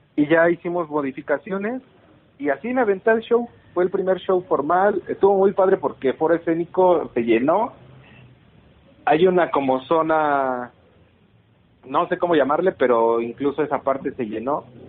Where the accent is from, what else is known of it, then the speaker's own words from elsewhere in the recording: Pachuca, Hidalgo, Mexico; somos de Pachuca los dos